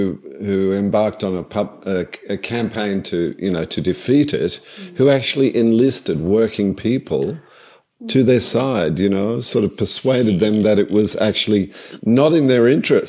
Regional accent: Australia

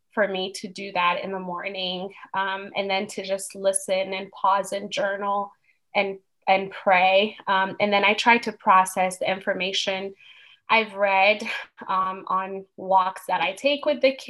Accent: Ethiopia; moved away as an adult; now in United States; I'm originally from Ethiopia, but I've lived in the U.S. for 17 years now.

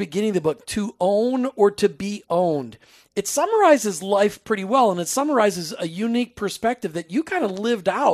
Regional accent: Minnesota, United States; I grew up in Minnesota, which means you spent many a very cold nights in downtown Minneapolis

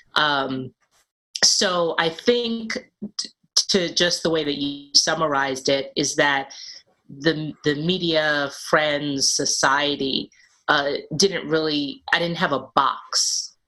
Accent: New York City, New York, United States; I grew up in Brooklyn in Bed-Stuy, uh, back when it was called Do or Die Bed-Stuy.

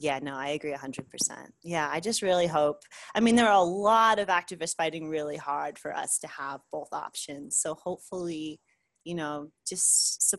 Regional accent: New York, United States; moved away; I'm from the East Coast. I'm from New York.

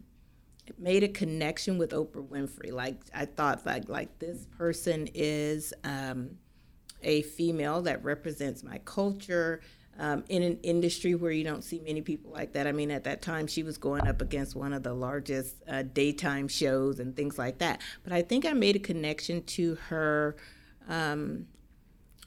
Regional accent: Mississippi, United States; now in Texas, United States; born and bred in Mississippi and the rural side of it

